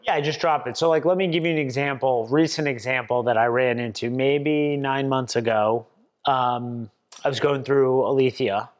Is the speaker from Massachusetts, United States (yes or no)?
yes; Swampscott, Massachusetts, United States; I was born and raised in Swampscott, Massachusetts, about twenty miles north of Boston